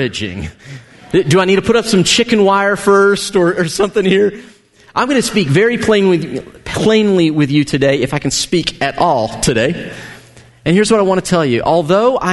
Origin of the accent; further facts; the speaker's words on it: United States; as an American